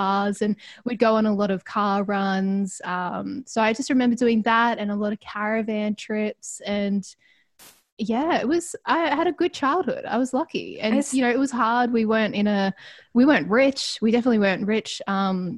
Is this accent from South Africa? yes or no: no; Ballarat, Victoria, Australia; also born or lived in Melbourne; I grew up in Ballarat.